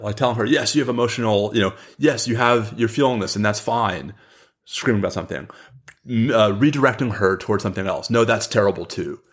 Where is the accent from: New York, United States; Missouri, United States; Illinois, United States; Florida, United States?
New York, United States; also born or lived in Washington, D.C.; now in Austin, United States; I grew up in New York